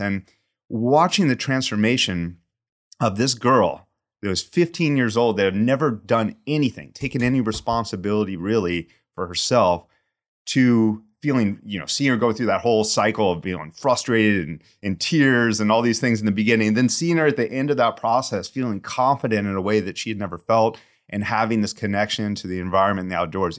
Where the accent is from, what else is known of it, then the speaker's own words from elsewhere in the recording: St. Louis, Missouri, United States; moved away as an adult; also born or lived in Austin, Texas / Arizona / San Francisco Bay Area; now in San Francisco, United States; I grew up in St. Louis in the Midwest